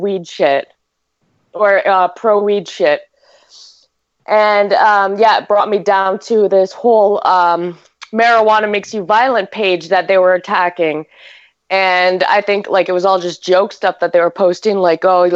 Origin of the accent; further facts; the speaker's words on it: Canada; I'm Canadian